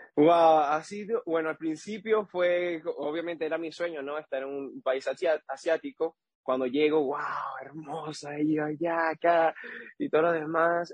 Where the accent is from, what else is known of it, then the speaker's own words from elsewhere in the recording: Boconó, Trujillo, Venezuela; moved away as an adult; also born or lived in Panama; now in Taiwan; soy de Venezuela